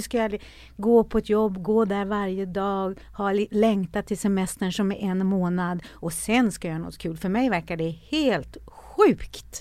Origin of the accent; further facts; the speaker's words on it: Norrland, Sweden; jag är ju född i Norrland, en liten by i Norrland